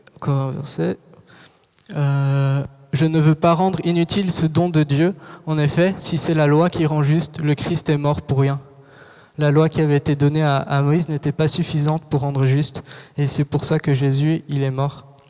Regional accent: Morocco; moved away; j'ai grandi au Maroc, j'ai vécu là-bas 10 ans, et du jour au lendemain, donc en 24 heures, en moins de 24 heures, on a dû quitter le pays.

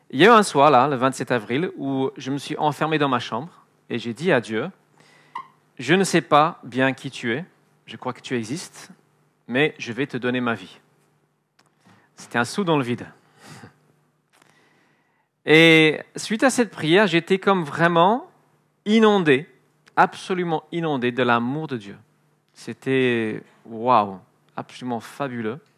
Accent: France; born there; also born or lived in Edinburgh, United Kingdom; Donc, mon temps à Édimbourg euh, est fini, je suis né en France, j'ai rejoint une, église, j'essaie là d'encourager les chrétiens à sortir de la petite bulle confortable.

